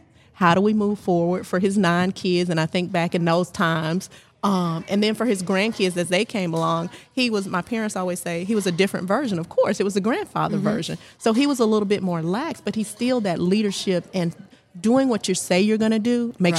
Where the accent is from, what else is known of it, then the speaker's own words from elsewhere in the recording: Dublin, Georgia, United States; moved away as an adult; also born or lived in Savannah, Georgia / Atlanta, Georgia; grew up in the Dublin area and then went off to school at Savannah State.